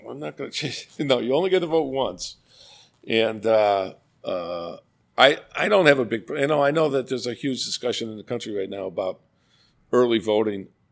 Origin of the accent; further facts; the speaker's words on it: Glen Haven, Illinois, United States; also born or lived in Iowa; now in Elmhurst, United States; I grew up in Glen Haven, right up against the interst-, a double interstate right of way